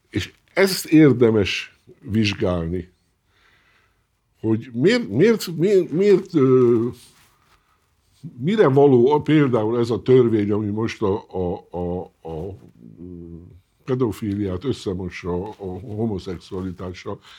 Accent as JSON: {"language": "Hungarian", "country": "Hungary", "said": "Én avval nem foglalkozom, magyar vagyok, illetve akkor foglalkozom, kimegyek külföldre, akkor tudom, hogy nem külföldi vagyok, hanem magyar."}